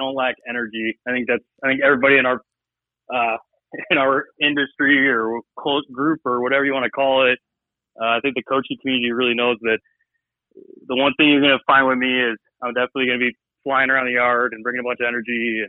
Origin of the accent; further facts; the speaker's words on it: Snohomish, Washington, United States; now in California, United States; I'm born and raised in North Washington and a smaller logging community called Snohomish.